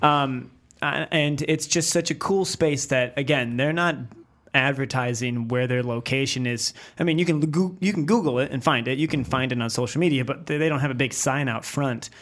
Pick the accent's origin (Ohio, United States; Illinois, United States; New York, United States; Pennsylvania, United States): New York, United States; near Kenmore; I grew up right there. I grew up ten minutes from that place